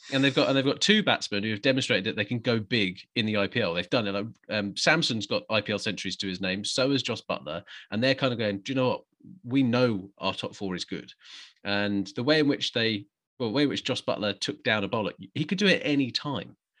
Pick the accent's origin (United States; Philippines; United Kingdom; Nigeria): United Kingdom; England; as an Englishman